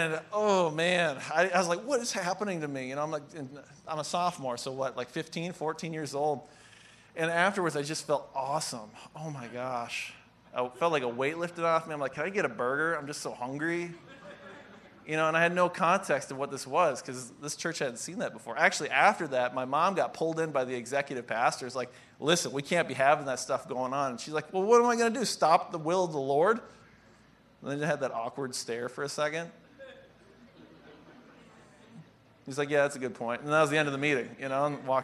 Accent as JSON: {"language": "English", "area": "Pine County", "region": "Minnesota", "country": "United States", "said": "I'm from a town of about 2,800 people, including the prison inmates, so not too big. That's the context of where I come from, Pine County"}